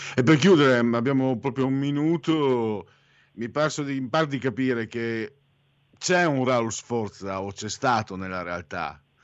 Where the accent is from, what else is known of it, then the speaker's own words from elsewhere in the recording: Friuli-Venezia Giulia, Italy; moved away as an adult; now in Milan, Italy; Sono un immigrato, vengo dal Friuli, Friul Veneto